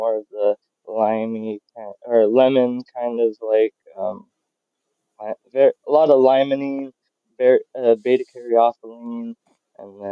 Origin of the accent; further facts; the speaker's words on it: Ventura, California, United States; moved away as an adult; now in New Mexico, United States; I grew up in California, Ventura, California, and next to the beach